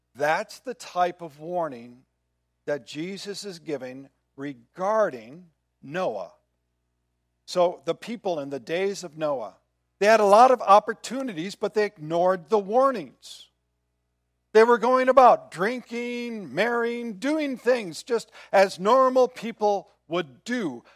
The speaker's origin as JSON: {"language": "English", "region": "Midwest", "country": "United States", "tie": "born or raised there", "said": "Growing up in the Midwest, once a month, every I think it was Wednesday of the month, there was a siren that went off."}